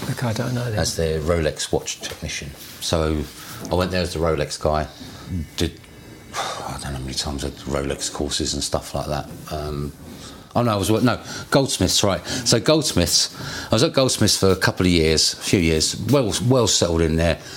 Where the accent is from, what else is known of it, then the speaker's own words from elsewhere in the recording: Tunbridge Wells, South East England, United Kingdom; now in Brentford, United Kingdom; I'm from Kent. Tunbridge Wells.